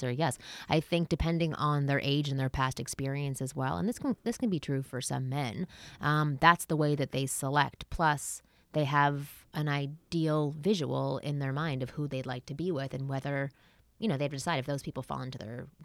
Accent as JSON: {"language": "English", "country": "Canada", "said": "I'm Canadian"}